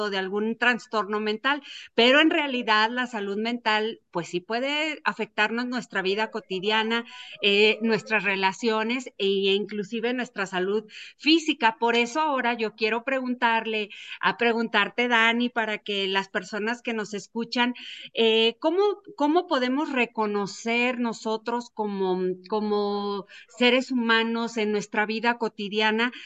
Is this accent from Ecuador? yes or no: no; Mexico; nosotros como mexicanos